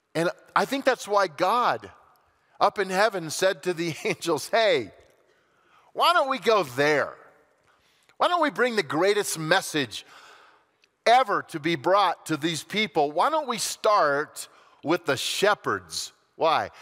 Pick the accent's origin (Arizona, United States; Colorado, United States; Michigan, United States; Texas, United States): Colorado, United States; growing up in Colorado